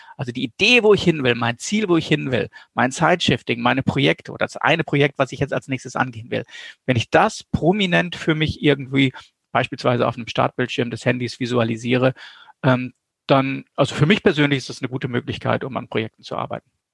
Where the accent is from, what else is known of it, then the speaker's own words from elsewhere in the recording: North Rhine-Westphalia, Germany; ich komme aus Westfalen